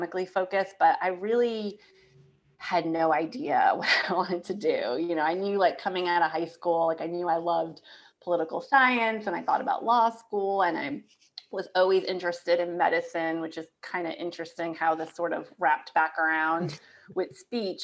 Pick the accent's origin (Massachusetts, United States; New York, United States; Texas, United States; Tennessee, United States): New York, United States; Yonkers; moved away as an adult; also born or lived in Boston; now in Raleigh, United States; I'm from Yonkers, New York, right outside New York City. So I grew up right outside New York City